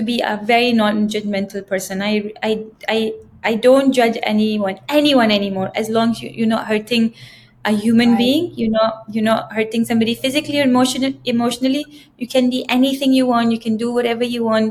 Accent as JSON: {"language": "English", "country": "Pakistan", "moved": "yes", "lives_now": "Dubai, United Arab Emirates", "said": "I think we are from Pakistan"}